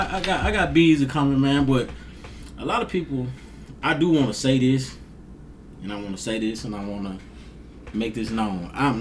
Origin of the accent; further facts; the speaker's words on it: Grenada, Mississippi, United States; I'm from Grenada. Despite of some of the negativity that comes out of here, I love this place. You know what I'm saying? Like, this place made me.